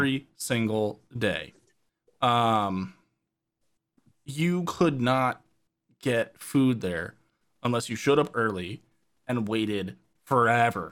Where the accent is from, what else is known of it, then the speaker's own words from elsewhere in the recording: New Jersey, United States; Growing up in New Jersey, man, like, we had the Hilltopper Deli in Summit, and then we had the Milburn Deli